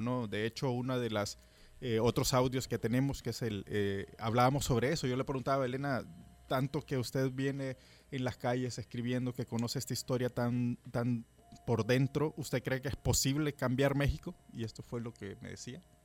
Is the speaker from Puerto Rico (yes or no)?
no; El Salvador; soy salvadoreño